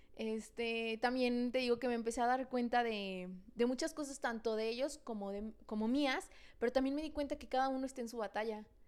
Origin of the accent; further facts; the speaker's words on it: San Luis Potosí, Mexico; Somos dos amigas potosinas